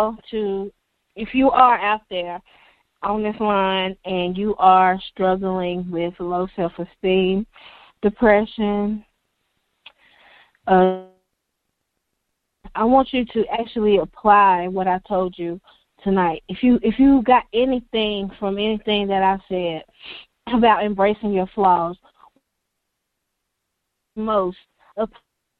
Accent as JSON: {"language": "English", "town": "Lexington", "region": "North Carolina", "country": "United States", "tie": "born or raised there", "moved": "as an adult", "lives_now": "Fort Worth, United States", "said": "I was from Lexington, North Carolina, and I've been in Texas, Fort Worth, Texas, for a year now. And the thing that I had going on in Lexington, my native town."}